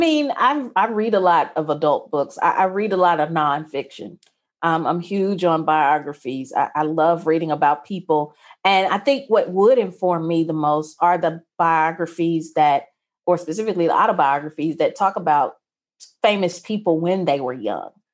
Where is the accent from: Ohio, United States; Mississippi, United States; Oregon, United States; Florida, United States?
Mississippi, United States; I was going to a mostly white, upper-class, private Christian school in conservative Mississippi